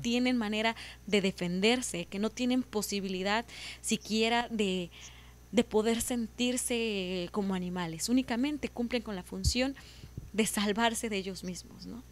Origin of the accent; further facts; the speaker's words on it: Veracruz, Mexico; Yo soy de, eh, del estado de Veracruz, de, de México.